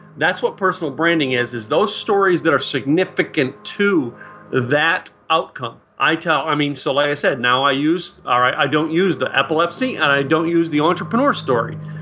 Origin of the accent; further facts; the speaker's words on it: Philadelphia, Pennsylvania, United States; now in Dallas, United States; my hometown of, uh, wh-, where I grew up, Philadelphia, Pennsylvania